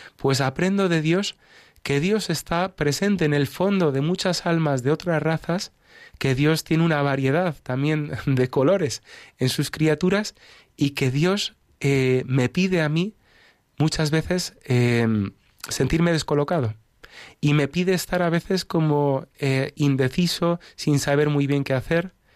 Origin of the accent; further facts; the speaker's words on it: Spain; moved away as an adult; also born or lived in United States; nací en Estados Unidos, pero me crié en España, me siento, me considero español